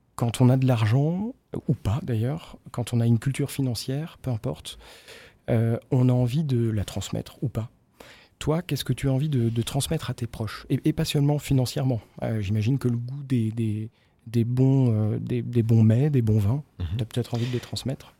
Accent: Brittany, France; Mes parents étaient commerçants en Bretagne. Mhm. Euh, dès que je peux placer que je suis breton

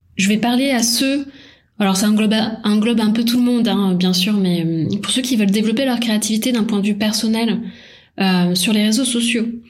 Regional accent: Paris, Île-de-France, France; moved away as an adult; also born or lived in Toulouse; À la base, j'étais de Paris.

